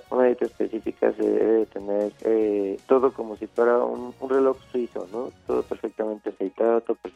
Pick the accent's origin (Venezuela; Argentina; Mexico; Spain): Mexico; born or raised there